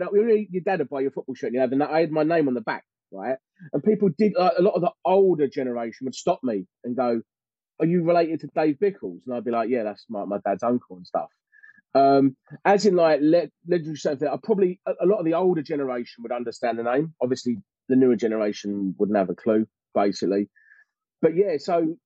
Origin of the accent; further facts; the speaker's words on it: London, United Kingdom; I was born in Forest Gate, which is, as you know, is West Ham heartland. I grew up, and I'm talking a road almost virtually across the road from West Ham United football grounds.